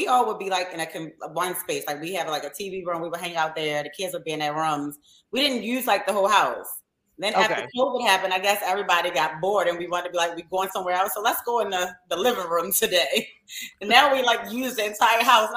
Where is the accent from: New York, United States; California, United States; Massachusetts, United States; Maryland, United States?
Maryland, United States; Baltimore; we're from Baltimore